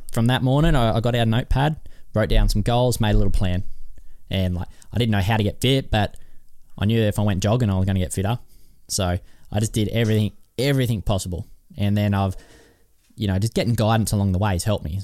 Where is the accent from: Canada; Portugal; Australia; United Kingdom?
Australia; Kyogle, New South Wales; I was from Kyogle